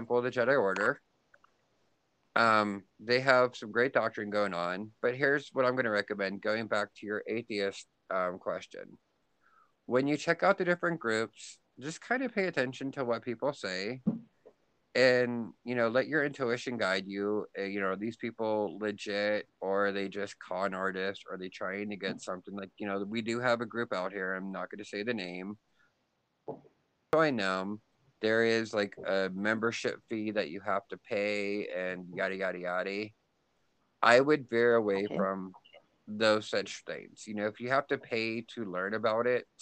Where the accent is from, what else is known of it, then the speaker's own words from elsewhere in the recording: Pennsylvania, United States; now in Kansas, United States; I grew up in Pennsylvania, which is like northeastern side of the United States, and we had a lot of snow.